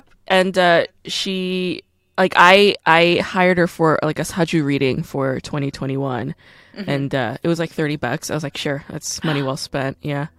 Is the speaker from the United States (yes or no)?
no; South Korea; born there; And also, I was born in Korea, which is, you know, faster in terms of time.